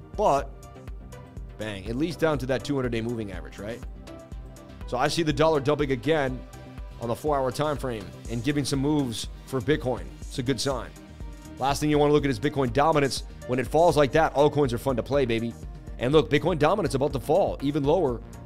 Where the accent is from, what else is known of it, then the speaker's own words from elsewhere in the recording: Boston, Massachusetts, United States; I am from Boston